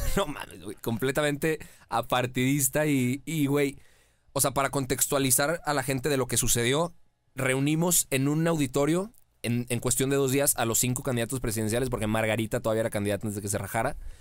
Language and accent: Spanish; Mexico; mi tierra me lo dio todo